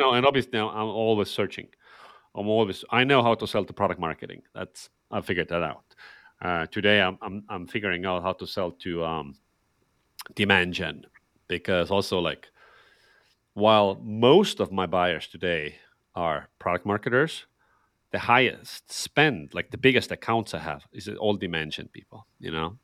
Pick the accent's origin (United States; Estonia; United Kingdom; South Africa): Estonia; I'm, I'm from Estonia, so a Nordic, uh, Nordic country